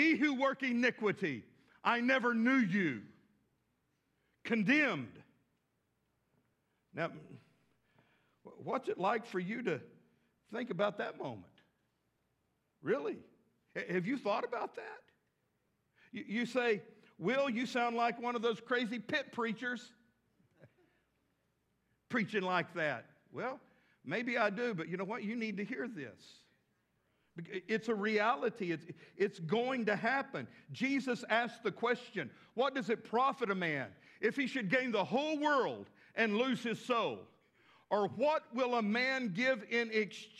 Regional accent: West Texas, United States; now in Fort Smith, United States; I grew up with tumbleweeds in West Texas

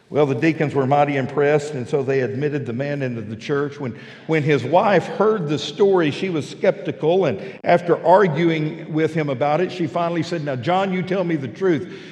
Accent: West Texas, United States; now in Fort Smith, United States; I'm a flatlander. I grew up out in West Texas where roads are flat and straight

